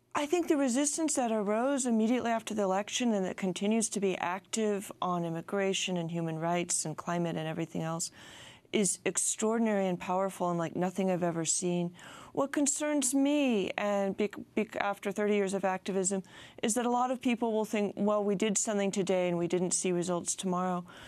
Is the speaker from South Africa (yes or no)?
no; California, United States; speaking as a Californian